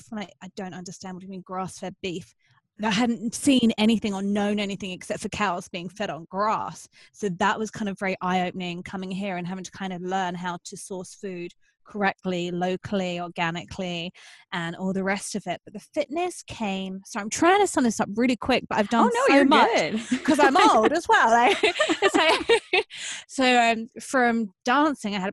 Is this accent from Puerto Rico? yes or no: no; England, United Kingdom; born or raised there